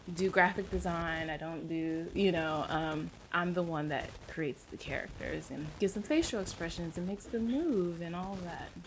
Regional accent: San Francisco, California, United States; moved away as an adult; now in Atlanta, United States; I grew up in San Francisco

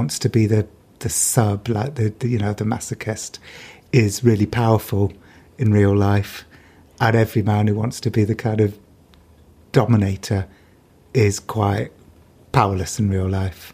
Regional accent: United Kingdom; I'm British.

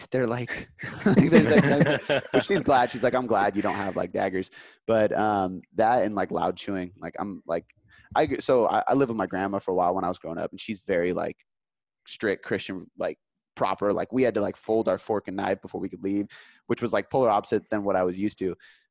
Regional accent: Seattle, Washington, United States; I'm in Seattle, so we watch the Sounders.

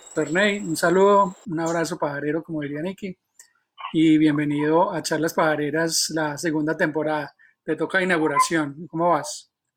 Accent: Manizales, Caldas, Colombia; yo también soy de Manizales

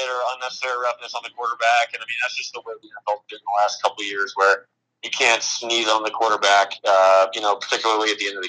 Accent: Dallas, Texas, United States; now in Denver, United States; being a Cowboys fan growing up in Dallas

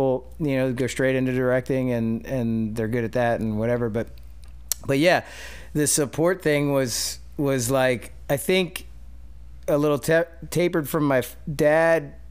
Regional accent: West Chester, Pennsylvania, United States; moved away; I grew up outside of Philly in Westchester

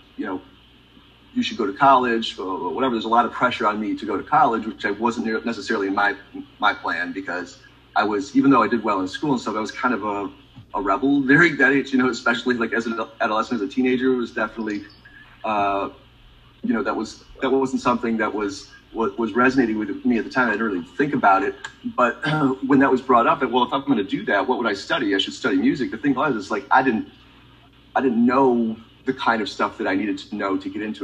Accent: Michigan, United States; I grew up in Michigan

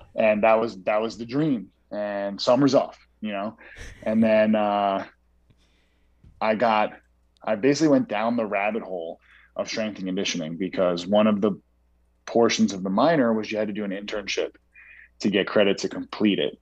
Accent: New York, United States; I grew up in New York

